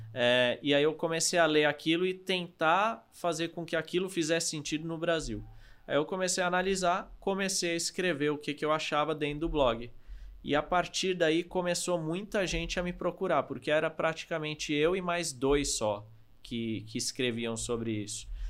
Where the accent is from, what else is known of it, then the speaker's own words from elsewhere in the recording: Norway; now in Brazil; eu sou da Noruega